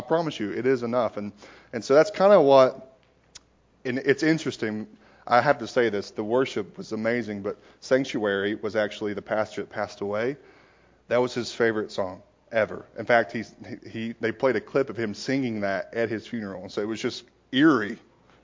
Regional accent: Knoxville, Tennessee, United States; I am from born and raised in Knoxville

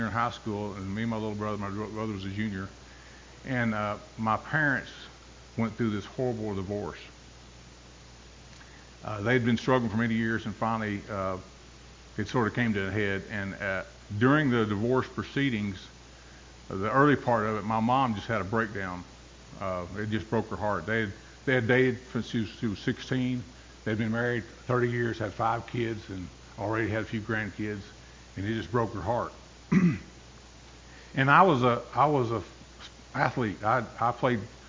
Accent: Bolivar, Tennessee, United States; also born or lived in New England; It's a place called Bolivar, below Jackson, Tennessee.

